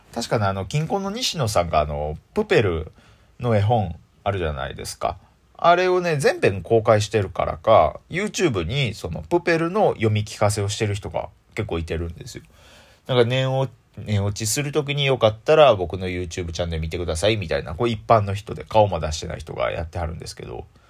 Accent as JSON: {"language": "Japanese", "region": "Osaka", "country": "Japan", "accent": "Osaka dialect", "said": "僕ずっと大阪弁で育ってきてる"}